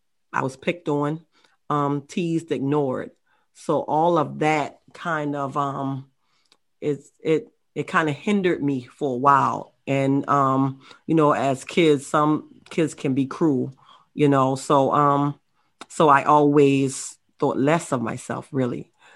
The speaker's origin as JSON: {"language": "English", "town": "Baltimore", "region": "Maryland", "country": "United States", "also_born_or_lived": "Charleston, South Carolina", "moved": "yes", "said": "I'm the youngest of 5 kids, and I was raised up in a single family household. I moved from Baltimore, Maryland to Charleston, South Carolina."}